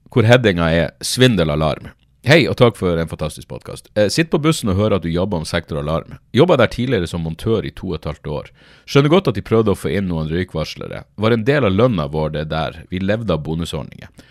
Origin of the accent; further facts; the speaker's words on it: Narvik, Nordland, Norway; moved away; husker jeg være hjemme i Narvik